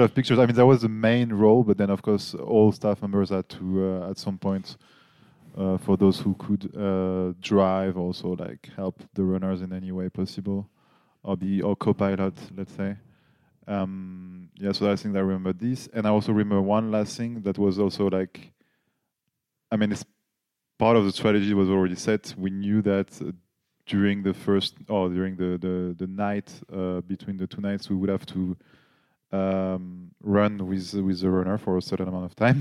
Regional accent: Paris, Île-de-France, France; English is a second language; moved away as an adult; now in Nuremberg, Germany; I'm from Paris, but I live in Nuremberg as well for now, so six, seven years.

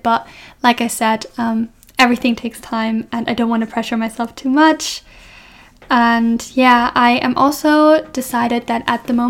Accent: Germany; moved away as an adult; now in Scotland, United Kingdom; I'm from Germany

